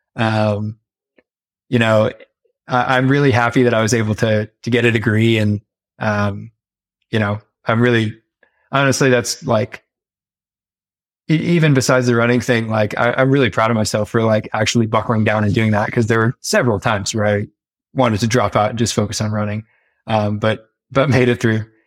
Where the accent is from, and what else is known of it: United States